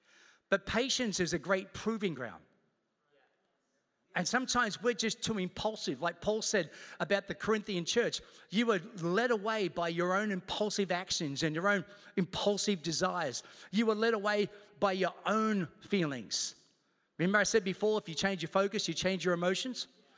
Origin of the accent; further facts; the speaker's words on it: Australia; also born or lived in Queens, New York, United States; I was born in Queens, New York, moved to Australia when I was 8 years old. The moment I moved to Australia, I said, I'm coming back.